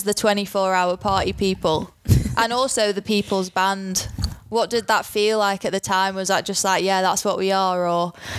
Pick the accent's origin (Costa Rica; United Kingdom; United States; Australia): United Kingdom; near Manchester, North West England; us growing up near Manchester